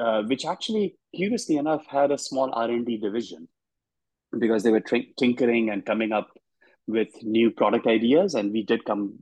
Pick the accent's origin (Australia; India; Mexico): India; Dhanbad, Jharkhand; moved away as an adult; now in United States; I grew up in a small town in India, in the eastern half of India. It's a coal mining town called Dhanbad.